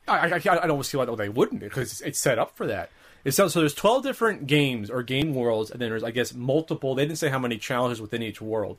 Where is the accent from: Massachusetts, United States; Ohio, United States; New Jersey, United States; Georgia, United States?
New Jersey, United States; now in California, United States; I'm used to growing up in Jersey, where everyone's Catholic